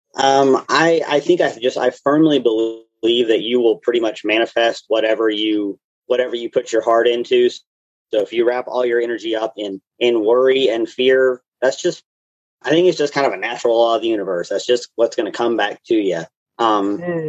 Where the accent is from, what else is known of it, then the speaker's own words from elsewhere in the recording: Knoxville, Tennessee, United States; I grew up here in the Knoxville area